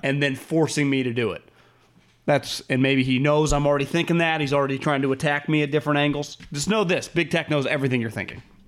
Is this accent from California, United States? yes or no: yes; California, United States; We're from California